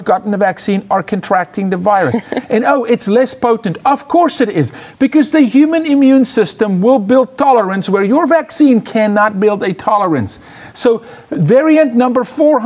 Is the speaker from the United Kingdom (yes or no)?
no; South Africa; now in United States; I'm from South Africa